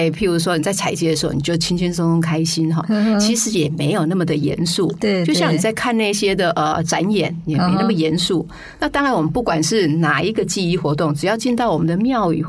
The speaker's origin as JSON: {"language": "Chinese", "region": "Miaoli County", "country": "Taiwan", "said": "我我自己来自苗栗，"}